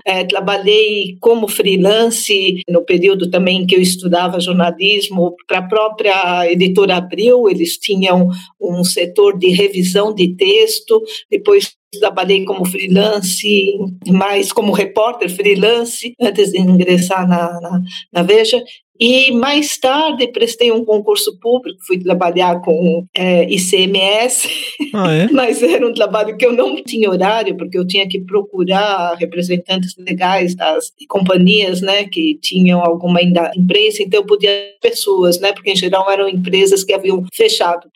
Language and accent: Portuguese; São Paulo, Brazil; moved away as an adult; also born or lived in Canada; eu sou nascida em São Paulo, na cidade de São Paulo, mas eu passei uma parte da minha vida no Canadá e em alguns outros países também